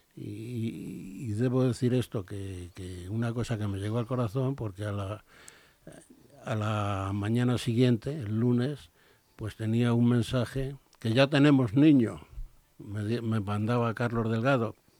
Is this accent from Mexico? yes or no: no; Spain; soy español, he sido español